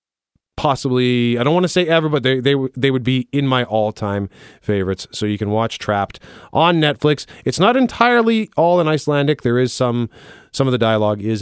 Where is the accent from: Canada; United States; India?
Canada; we're Canadian